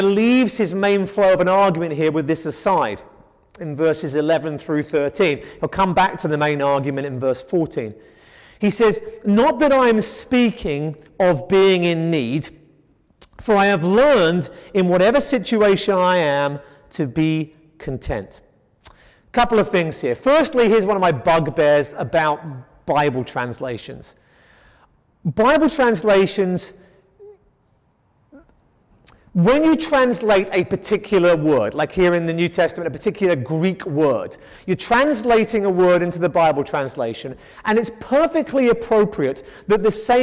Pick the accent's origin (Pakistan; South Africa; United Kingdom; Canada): United Kingdom; England; we're an English household